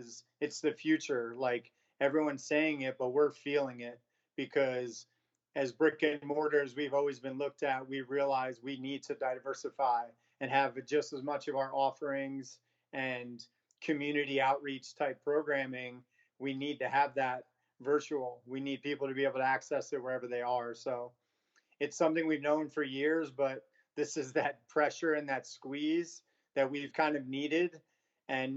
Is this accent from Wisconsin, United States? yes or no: no; New York, United States; moved away as an adult; now in San Diego, United States; I'm from New York originally, moved to San Diego about 15 years ago